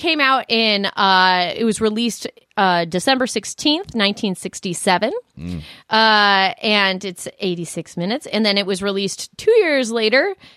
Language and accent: English; Denver, Colorado, United States; I'm from Denver